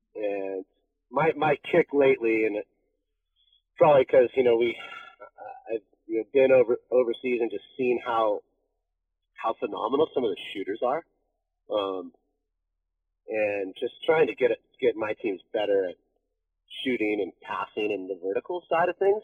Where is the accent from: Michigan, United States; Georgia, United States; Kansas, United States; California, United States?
California, United States; Laguna Beach; I grew up in Laguna